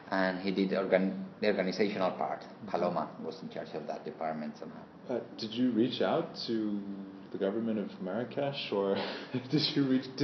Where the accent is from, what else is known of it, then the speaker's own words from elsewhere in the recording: Seville, Andalusia, Spain; I'm from Seville, but my blood is Muslim, is Arabic.